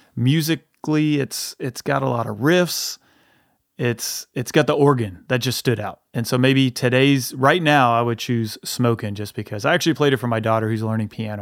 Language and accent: English; the South, United States; we are from the South